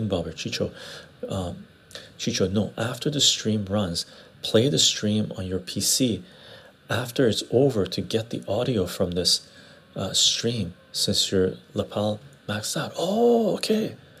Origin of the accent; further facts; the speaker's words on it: Egypt; I'm Egyptian, personally. And we have quite a few Armenians in our church.